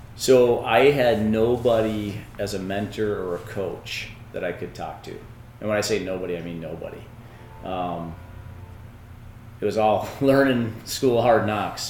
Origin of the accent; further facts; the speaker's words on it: Two Harbors, Minnesota, United States; I was born here in Two Harbors, um, and that's because of the hospital.